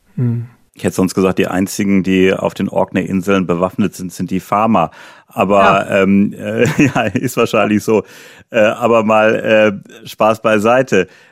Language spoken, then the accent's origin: German; Germany; ich bin ja in Deutschland geboren, ich war noch nie länger im Ausland